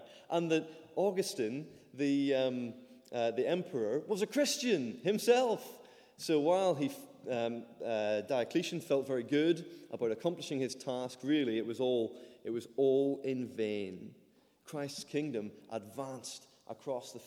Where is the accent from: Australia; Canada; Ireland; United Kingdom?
Ireland; moved away; I'm Irish